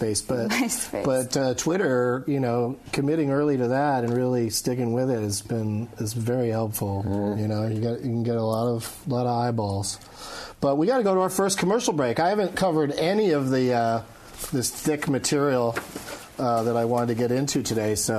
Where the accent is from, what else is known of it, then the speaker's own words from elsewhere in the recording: San Diego, California, United States; I grew up in San Diego